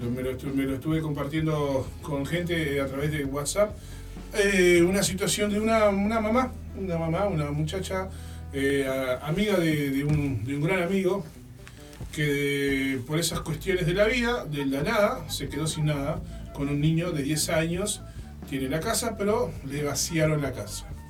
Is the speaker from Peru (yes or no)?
no; Uruguay; como buen uruguayo que soy